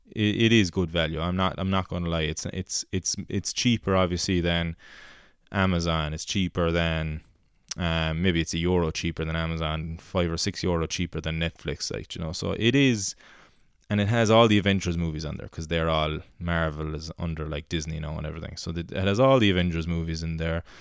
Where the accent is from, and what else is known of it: Rathpeacon, Munster, Ireland